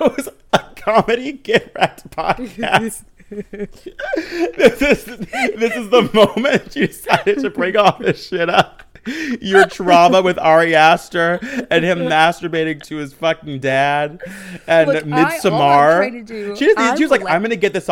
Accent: Michigan, United States; I grew up in Michigan, surrounded by cornfields

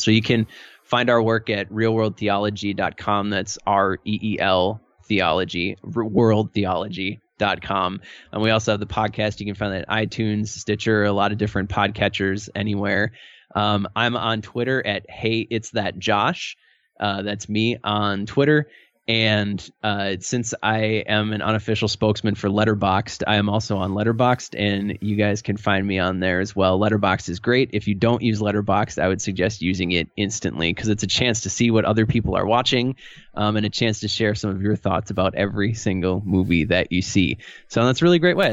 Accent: Milwaukee, Wisconsin, United States; I've grown up in the Midwest all my life. I grew up in the Milwaukee area

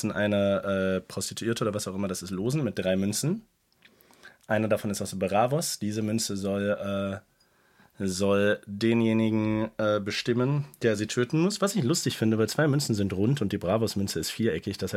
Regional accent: Cologne, North Rhine-Westphalia, Germany; bin Kölner, klar.

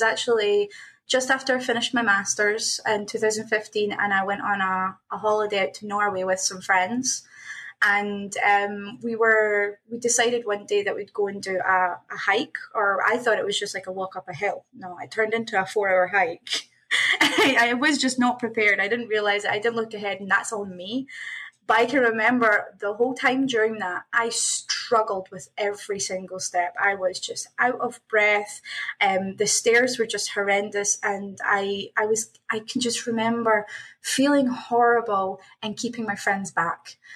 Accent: Scotland, United Kingdom; moved away as an adult; now in Toronto, Canada; I'm originally from Scotland. I'm um, now based in Toronto, Canada. Um, moved out here in 2017

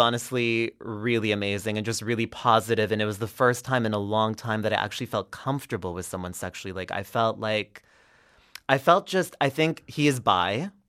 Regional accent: Quebec, Canada; I'm Anglophone. I didn't really, even though I grew up in Quebec

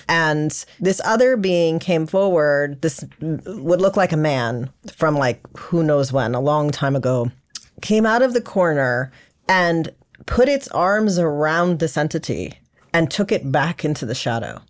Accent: South Florida, United States; also born or lived in Los Angeles; I was born in Los Angeles, actually, but I grew up in South Florida.

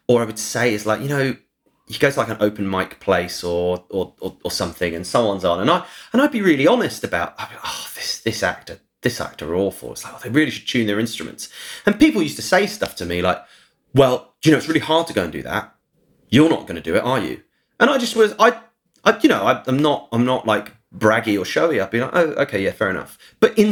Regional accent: St Albans, East of England, United Kingdom; moved away; my hometown, St. Albans.

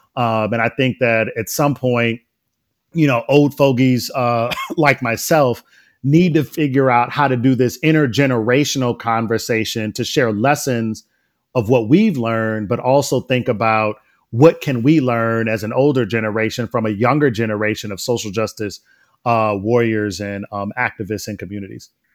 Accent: Detroit, Michigan, United States; moved away; went back to my own neighborhood, um, to teach. Um, and my first teaching job was at, uh, Jamison Elementary School

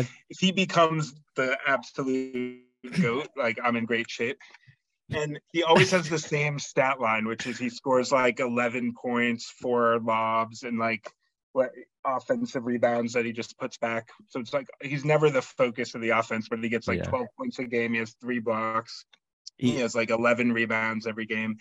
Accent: Lowell, Massachusetts, United States; I was born in Lowell, Mass. So I've been around the area my whole life.

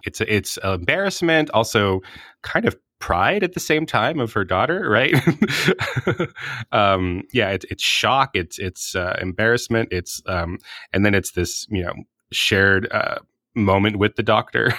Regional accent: Hawaii, United States; I'm from Hawaii

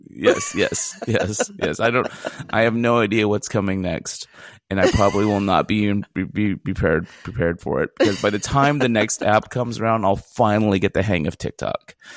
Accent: Fresno, California, United States; moved away as an adult; also born or lived in Philadelphia / San Luis Obispo; now in Los Angeles, United States; I was born in Philadelphia in 1973. And, um, but three months later, I was moved to the city of Fresno, California, where I spent the next 18 years, um, you know, kind of growing up

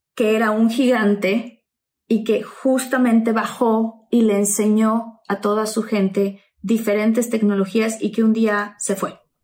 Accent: Tabasco, Mexico; crecí en Tabasco

